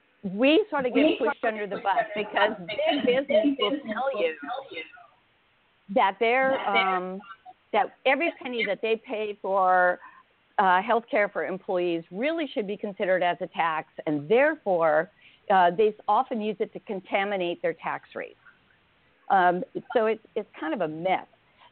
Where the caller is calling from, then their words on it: Oregon, United States; I'm in Oregon right now.